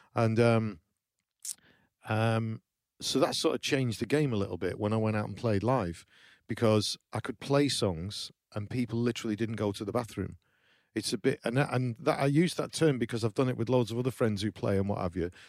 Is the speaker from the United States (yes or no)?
no; small town in the north of England, United Kingdom; I'm from New, Llywelose, which is a small, small town in the, in the north of England